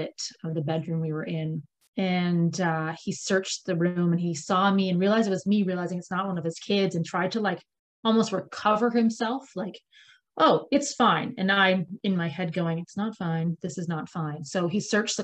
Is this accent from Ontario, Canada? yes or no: yes; Ontario, Canada; now in Comox Valley, Canada; I'm actually from Ontario. So I'm one of those Ontario kids who moved here